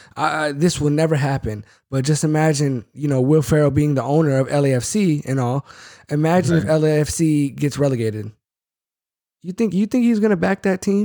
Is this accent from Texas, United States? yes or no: no; Bay Area, California, United States; I'm from the Bay Area